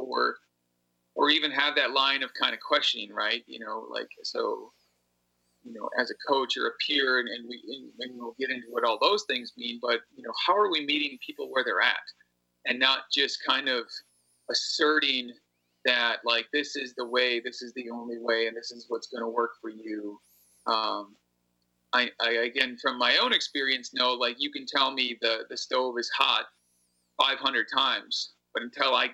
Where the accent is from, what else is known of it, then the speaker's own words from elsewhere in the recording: Appleton, Wisconsin, United States; And I had to reconnect with a different community when I got back to Appleton.